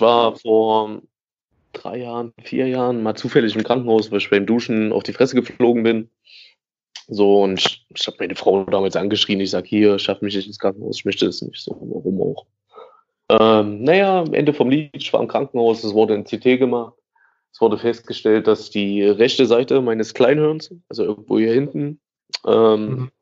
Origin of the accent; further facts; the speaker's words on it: Gera, Thuringia, Germany; ich bin in Lusan aufgewachsen. Ähm, das ist ein Bezirk, größte Trabantenstadt, so, die es hier gibt